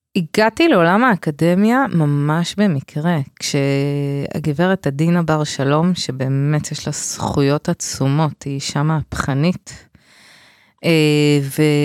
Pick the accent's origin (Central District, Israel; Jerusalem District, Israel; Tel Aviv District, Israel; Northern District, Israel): Tel Aviv District, Israel; Bnei Brak; במקום שגדלתי בבני ברק